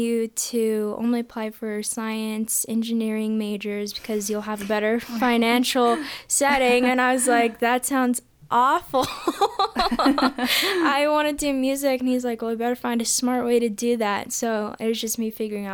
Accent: Parker, Colorado, United States; also born or lived in Denver, Colorado / Aurora, Colorado; So I was born and partially raised in Denver, Colorado, and then we moved to Aurora, and then we kept moving south all the way to Parker, Colorado by the time I was about 5 or 6 years old

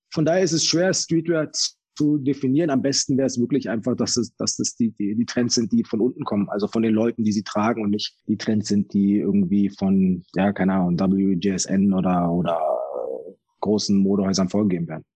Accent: Germany; ich bin in, in Deutschland aufgewachsen

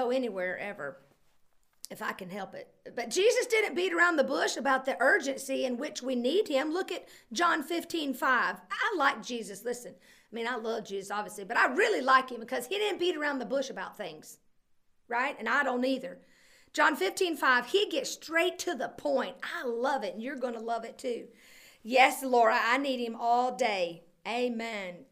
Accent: United States; I grew up on the Alabama line

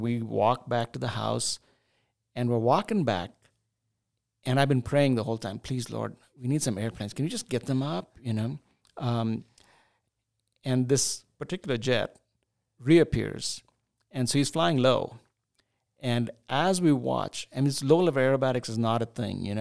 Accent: Chennai, Tamil Nadu, India; also born or lived in New Delhi, India / Pittsburgh, United States; now in United States; growing up in India, in southern India, in the city of Chennai, which was called Madras at that time

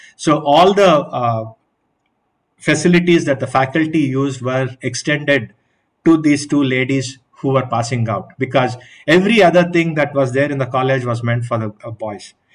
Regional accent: Bangalore, Karnataka, India; i'm from bangalore

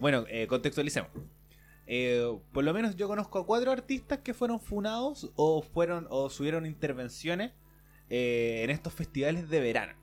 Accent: Chile

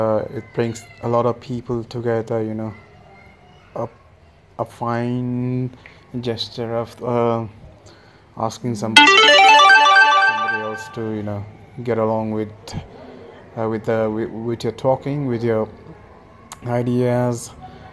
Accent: Kathmandu, Bagmati, Nepal; I'm from Kathmandu, Nepal

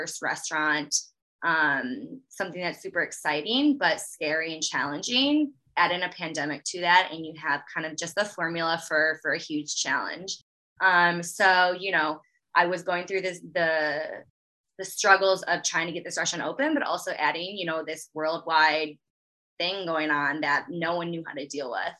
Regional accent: Chicago, Illinois, United States; also born or lived in Missouri / Napa, California; I born and raised in the Chicagoland area

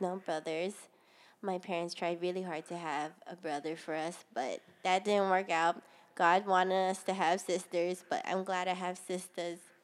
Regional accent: Ewa Beach, Hawaii, United States; also born or lived in Honolulu, Hawaii; I was born in Honolulu, Hawaii, at Kapiolani Medical Center. And I was a bor, I mean, I was raised in Eva Beach, seventy-six South

